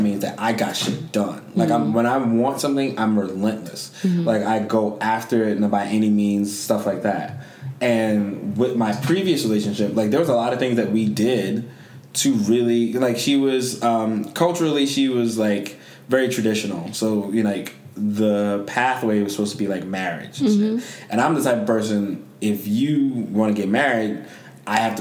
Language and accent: English; Jamaica; I'm Jamaican